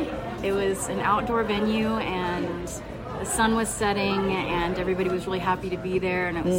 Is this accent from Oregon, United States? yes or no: no; Winston-Salem, North Carolina, United States; I am from Winston-Salem, North Carolina.